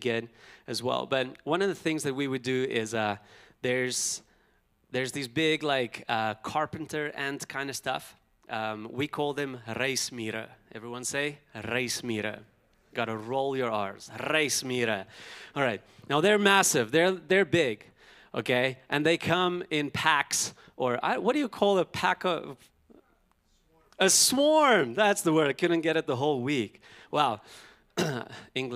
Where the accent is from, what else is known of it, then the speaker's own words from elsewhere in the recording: Pretoria, Gauteng, South Africa; as a boy growing up in South Africa, you know, I've had a lot of brothers